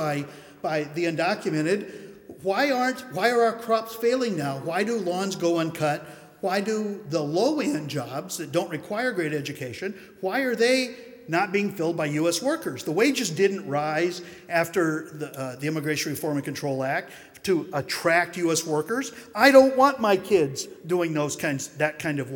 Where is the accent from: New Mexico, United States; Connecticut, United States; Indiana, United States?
New Mexico, United States; my home state of New Mexico